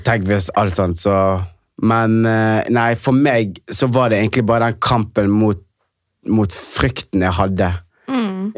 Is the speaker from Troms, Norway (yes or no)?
no; Knarvik, Vestland, Norway; jeg kommer fra et sted ikke så langt unna fra Bergen, det heter Knarvik